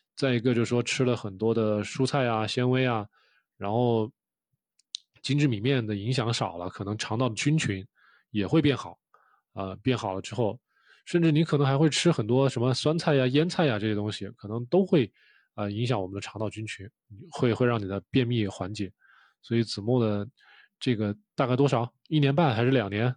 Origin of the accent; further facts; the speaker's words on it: China; 我们中国人